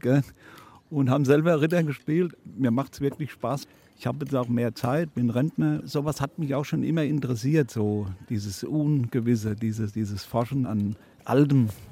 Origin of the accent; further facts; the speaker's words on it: Mömbris, Bavaria, Germany; Ich bin hier in Membris geboren, also habe als Kind hier auf der Burg auch gespielt